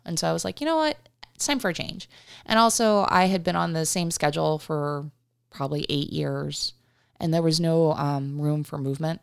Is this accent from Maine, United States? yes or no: no; Uniontown, Pennsylvania, United States; moved away as an adult; now in Arizona, United States; I grew up, um, in, outside of Pittsburgh, Pennsylvania